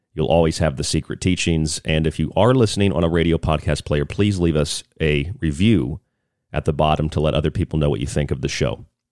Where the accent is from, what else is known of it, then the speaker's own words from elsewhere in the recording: Central Florida, United States; moved away; I grew up there in Central Florida